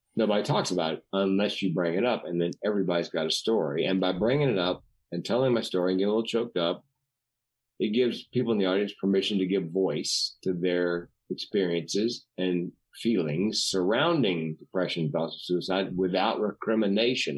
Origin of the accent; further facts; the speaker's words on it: the South, United States; growing up in the South